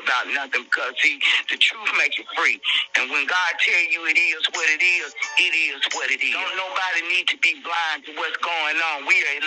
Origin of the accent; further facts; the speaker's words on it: Atlanta, Georgia, United States; also born or lived in College Park, Georgia; I'm from the hood. I'm from Martin Luther King and Bankhead. I spent probably 30 years in College Park, Old National, Godless Road.